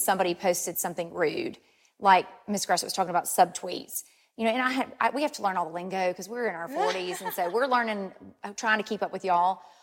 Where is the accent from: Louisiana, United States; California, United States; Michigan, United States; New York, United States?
Louisiana, United States; Ruston; I'm actually born and raised in Ruston, so mm-hmm. this is this is home for me.